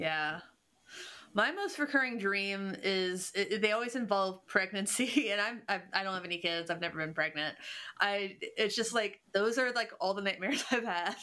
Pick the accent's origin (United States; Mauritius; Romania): United States; Cincinnati, Ohio; I'm from Cincinnati, which is a German, the most German city in America